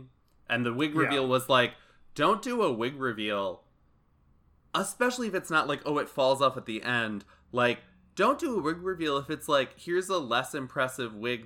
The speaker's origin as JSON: {"language": "English", "town": "Chicago", "region": "Illinois", "country": "United States", "tie": "born or raised there", "moved": "yes", "said": "I'm a Chicago native and I grew up on the South Side to a certain age"}